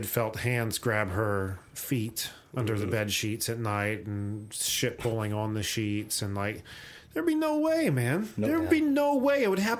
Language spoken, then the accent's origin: English; West Liberty, United States; we grew up in West Liberty, a very small town I've described several times on the show.